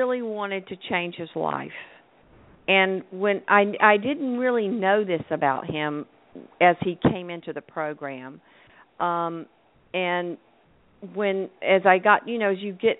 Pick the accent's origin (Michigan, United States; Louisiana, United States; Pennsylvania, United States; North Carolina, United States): North Carolina, United States; moved away; I'm from North Carolina